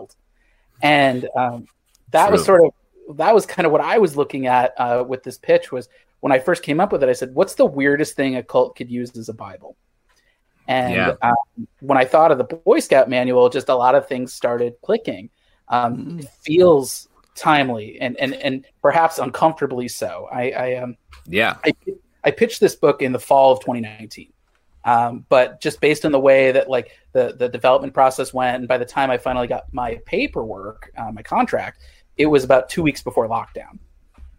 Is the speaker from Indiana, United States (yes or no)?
no; Missouri, United States; moved away; I grew up in Missouri